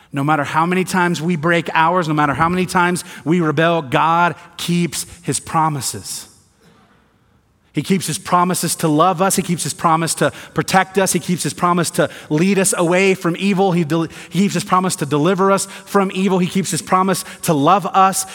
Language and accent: English; the South, United States; moved away; I'm from the South, grew up in the South